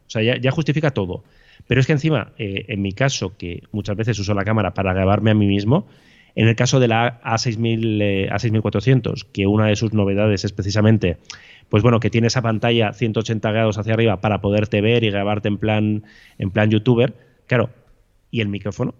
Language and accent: Spanish; Bilbao, Basque Country, Spain; yo soy de Bilbao